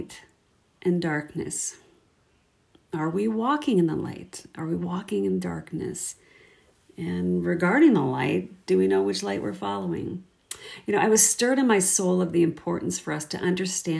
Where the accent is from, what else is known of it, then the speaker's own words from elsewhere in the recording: Minnesota, United States; now in Saskatoon, Canada; I live here in Saskatoon, Saskatchewan, born and raised in Minnesota, and married a Canadian